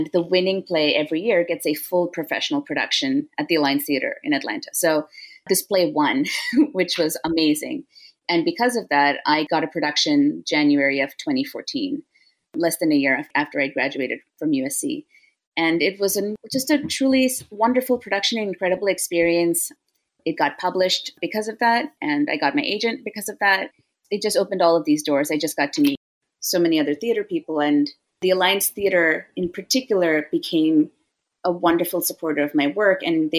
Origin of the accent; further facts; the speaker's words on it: Chennai, Tamil Nadu, India; also born or lived in San Jose / Singapore; I was born in the Bay Area in San Jose, and then we moved to Singapore when I was 6, and then we moved to India when I was 9, and then I did middle school, high school, college in India.